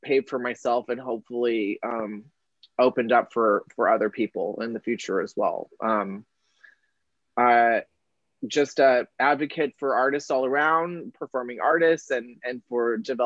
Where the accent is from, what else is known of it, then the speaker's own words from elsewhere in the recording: Colorado, United States; moved away as an adult; also born or lived in San Francisco, California; now in Los Angeles, United States; was raised in Colorado by my mom